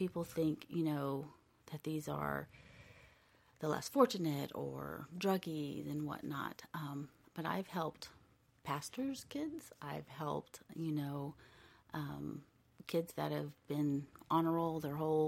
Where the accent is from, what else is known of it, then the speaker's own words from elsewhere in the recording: United States; I was born here in the United States